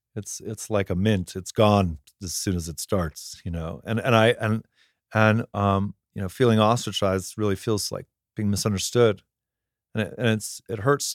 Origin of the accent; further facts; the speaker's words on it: Palm Desert, California, United States; because I grew up in Palm Desert, where there's like only 5 people born there every year, but hundreds of people die every year, surrounded by old people.